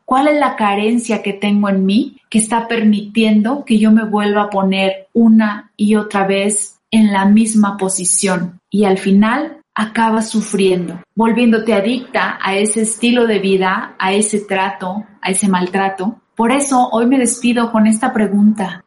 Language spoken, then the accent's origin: Spanish; Rioverde, San Luis Potosí, Mexico; moved away as an adult; now in Mexico City, Mexico; soy de Río Verde, San Luis Potosí, pero los últimos 10 años antes de venirme a la Ciudad de México viví en San Luis Potosí